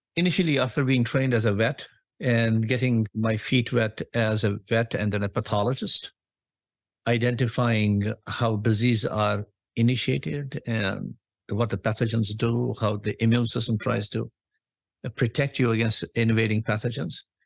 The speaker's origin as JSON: {"language": "English", "country": "India", "tie": "born or raised there", "also_born_or_lived": "Australia / United States", "moved": "as an adult", "lives_now": "Boston, United States", "said": "I was born in India"}